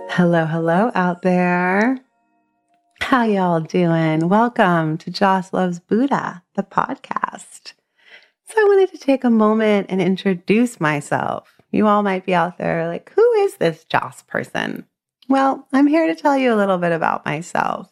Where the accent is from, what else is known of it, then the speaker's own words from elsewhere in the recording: Southern California, United States; moved away as an adult; now in Dorset, United States; I was raised in Southern California on Tongva land